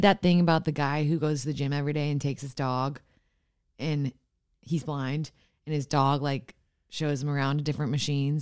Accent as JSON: {"language": "English", "town": "Austin", "region": "Texas", "country": "United States", "said": "I'm from Austin."}